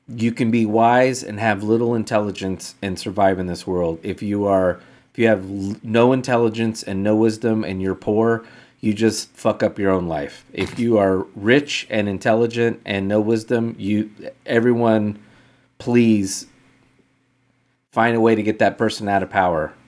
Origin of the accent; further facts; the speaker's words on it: United States; as an American